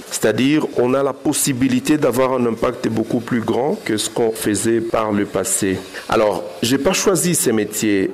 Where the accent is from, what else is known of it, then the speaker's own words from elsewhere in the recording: Goma, North Kivu, DR Congo; Je suis un jeune de Goma, j'ai grandi à Goma